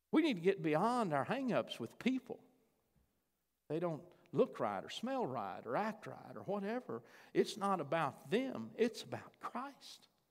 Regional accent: Chandler, United States; moved away; I got to go to Chandler. That's my hometown

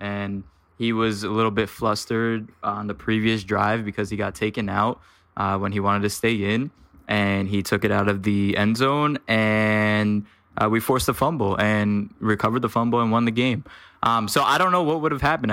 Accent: Washington, District of Columbia, United States; I'm from Washington, D C

